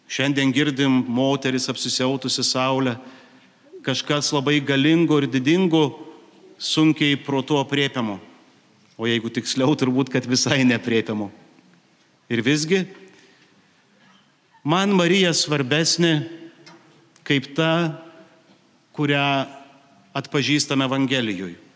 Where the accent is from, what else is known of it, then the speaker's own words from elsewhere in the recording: Dzūkija, Lithuania; Esu kilęs iš Zukijos